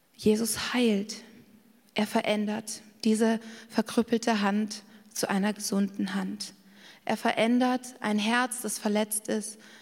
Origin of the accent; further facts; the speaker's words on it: Garmisch-Partenkirchen, Bavaria, Germany; ich bin in Garmisch-Partenkirchen aufgewachsen